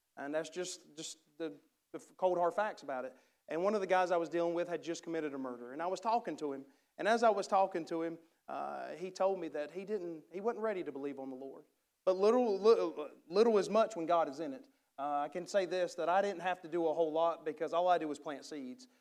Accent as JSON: {"language": "English", "country": "United States", "accent": "redneck"}